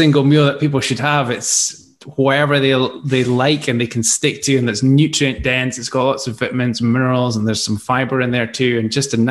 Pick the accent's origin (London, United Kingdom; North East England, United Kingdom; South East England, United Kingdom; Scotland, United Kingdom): Scotland, United Kingdom; accent: Scottish; this Scottish accent